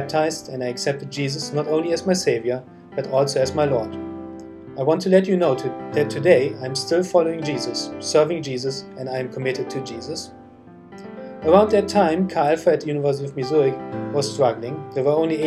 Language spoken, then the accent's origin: English; Germany; I was born and raised in Germany